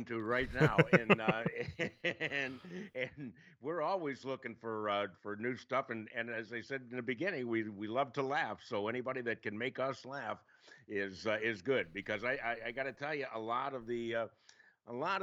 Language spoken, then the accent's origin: English; Cleveland, Ohio, United States; I grew up in Cleveland